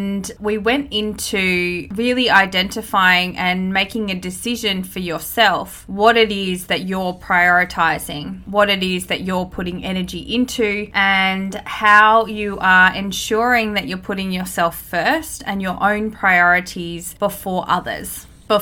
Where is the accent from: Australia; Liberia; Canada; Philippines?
Australia; born or raised there